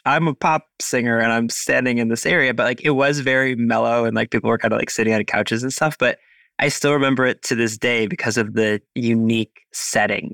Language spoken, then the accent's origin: English; United States; also born or lived in Cleveland, Ohio; I am an American. I live in Cleveland, Ohio